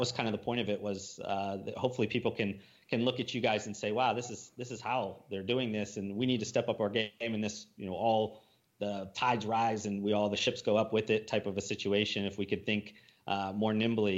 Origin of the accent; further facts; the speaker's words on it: Midwest, United States; moved away; Ryan and I came from the Midwest